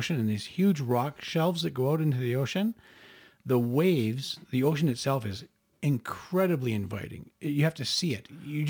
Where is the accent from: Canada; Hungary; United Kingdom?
Canada; Cambridge, Ontario; I grew up in Cambridge, of course. I'm a Preston boy, proud.